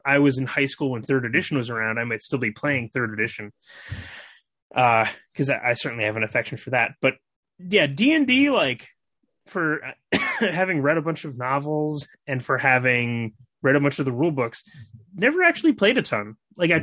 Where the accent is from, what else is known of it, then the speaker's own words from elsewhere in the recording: Milwaukee, Wisconsin, United States; moved away as an adult; also born or lived in Egypt / Japan / China; I was born and raised in Milwaukee, Wisconsin